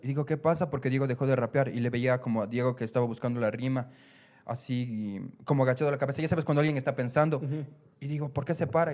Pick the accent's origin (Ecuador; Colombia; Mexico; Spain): Ecuador; como ecuatoriano